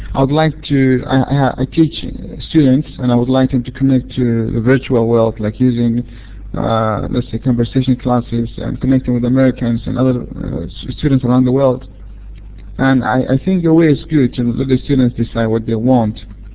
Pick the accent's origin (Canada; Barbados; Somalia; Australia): Somalia